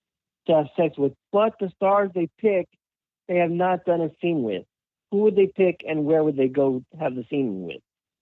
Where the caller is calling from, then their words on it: Florida, United States; I'm calling from Florida.